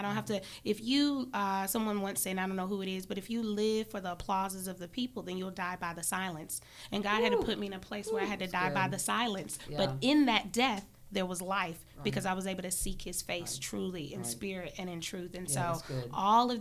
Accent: Charlotte, North Carolina, United States; growing up in Charlotte, didn't always live in the nicest areas

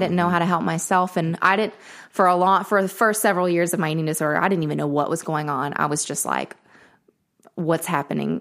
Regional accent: Murfreesboro, Tennessee, United States; also born or lived in Nashville; I grew up in Murfreesboro

